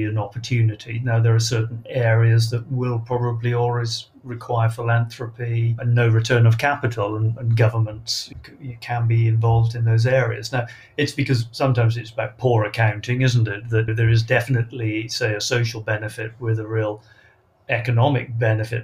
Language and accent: English; Wales, United Kingdom; I come from Wales